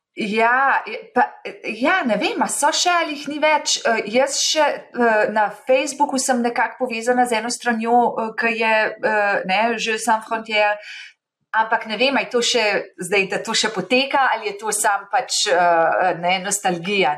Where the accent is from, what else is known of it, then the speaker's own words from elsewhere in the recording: Slovenia; moved away as an adult; now in Boston, United States; jaz sem odšla iz Slovenije, ko sem bila 28 let stara